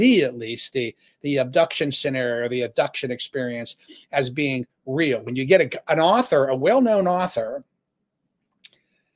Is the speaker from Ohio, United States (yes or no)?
yes; Ohio, United States; I grew up in Ohio